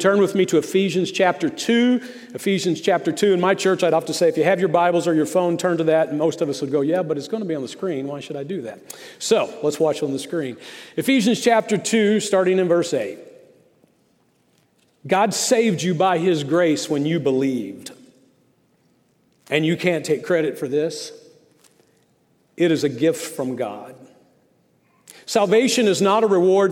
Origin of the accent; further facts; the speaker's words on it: Mustang, Oklahoma, United States; I grew up in Mustang, Oklahoma.